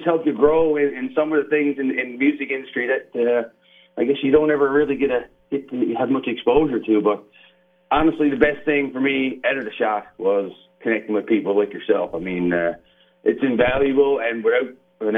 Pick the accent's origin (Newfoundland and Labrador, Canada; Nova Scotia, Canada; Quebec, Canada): Newfoundland and Labrador, Canada; Burin Peninsula; I'm originally from the Burin Peninsula, which is the south coast of Newfoundland, at a place called John de Bay, which is a little town.